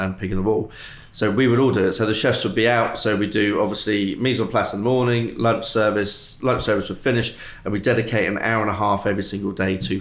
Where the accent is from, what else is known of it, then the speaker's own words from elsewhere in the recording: Christchurch, South West England, United Kingdom; also born or lived in United States; I grew up in the Christchurch area, which is on the edge of the New Forest